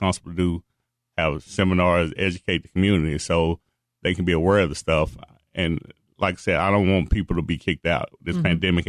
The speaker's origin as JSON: {"language": "English", "town": "Dallas", "region": "Texas", "country": "United States", "tie": "born or raised there", "said": "I'm from the Dallas, born and raised in Dallas County"}